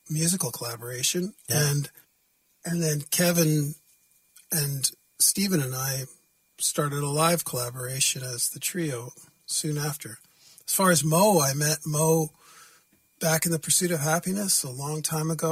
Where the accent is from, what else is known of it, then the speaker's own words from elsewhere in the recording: Vancouver, British Columbia, Canada; I'm from Vancouver, BC